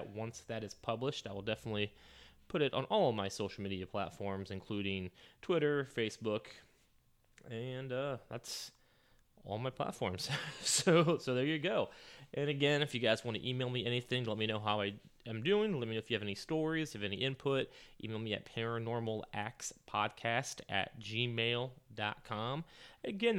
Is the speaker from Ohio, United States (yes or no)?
yes; St. Marys, Ohio, United States; my hometown of St. Mary's, Ohio